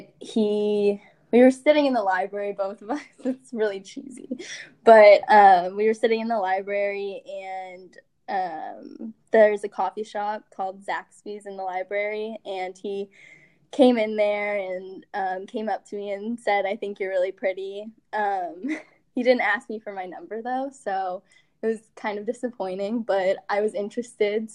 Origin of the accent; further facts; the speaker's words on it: Virginia, United States; I'm American, born in Virginia